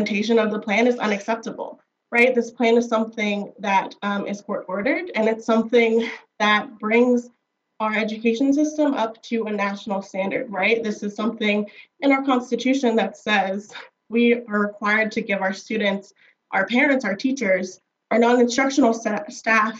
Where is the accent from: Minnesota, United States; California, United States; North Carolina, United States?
North Carolina, United States; Durham; I grew up in Durham, North Carolina